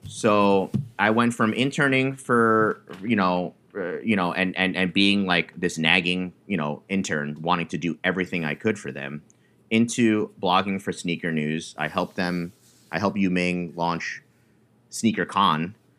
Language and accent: English; New York, United States; I was born and raised in New York